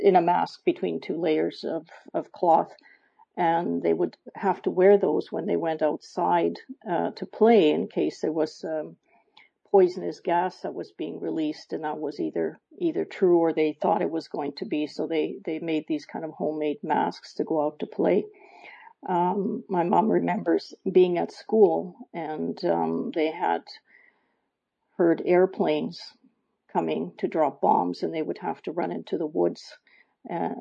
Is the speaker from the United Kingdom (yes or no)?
no; Canada; I was born and brought up in Canada